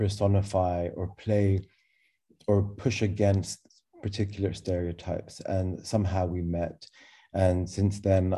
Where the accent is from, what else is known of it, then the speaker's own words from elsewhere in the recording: Glasgow, Scotland, United Kingdom; also born or lived in Cairo, Egypt; I was born in Egypt, in Cairo, like Tamer, but three months old, ventured into Glasgow, Scotland at my parents' whim